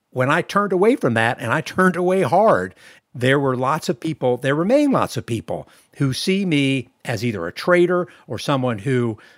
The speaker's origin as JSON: {"language": "English", "town": "Alexandria", "region": "Virginia", "country": "United States", "tie": "born or raised there", "said": "Yeah, I grew up in Northern Virginia at first"}